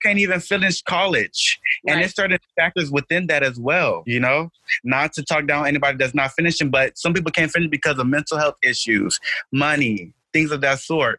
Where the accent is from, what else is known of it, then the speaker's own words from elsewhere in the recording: Nigeria; I'm Nigerian, so I joined African Student Union